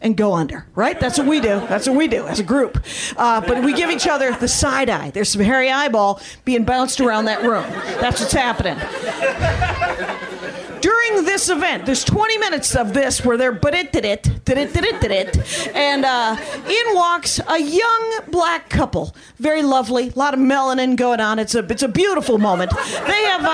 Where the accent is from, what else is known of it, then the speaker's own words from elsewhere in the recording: Wisconsin, United States; I'm from Wisconsin